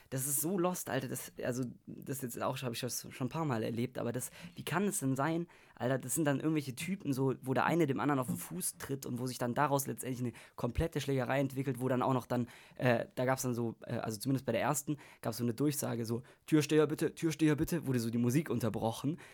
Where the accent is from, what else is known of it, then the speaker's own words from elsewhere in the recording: Germany; als Deutscher